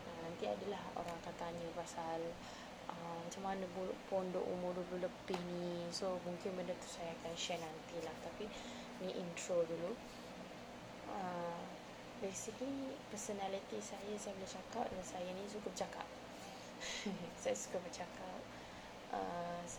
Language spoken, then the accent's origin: Malay; Kuching, Sarawak, Malaysia; now in Peninsular Malaysia, Malaysia; alhamdulillah saya orang Malaysia orang uh, Malaysia ha oh, macam gitulah orang Malaysia uh, tinggal dekat mana asal dekat mana tinggal dan asal originally dekat Sarawak Kuching to be exact. Dan uh, I'm really proud to be a Sarawakian.